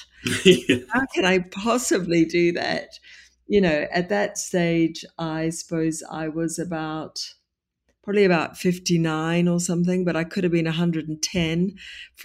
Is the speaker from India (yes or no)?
no; New Zealand; now in London, United Kingdom; I'm originally from New Zealand